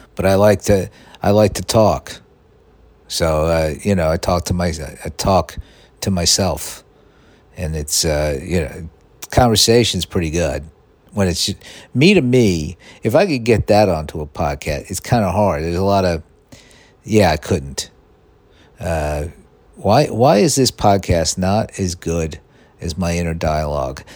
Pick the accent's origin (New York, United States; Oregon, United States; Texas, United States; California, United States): New York, United States; New York City; growing up in Staten Island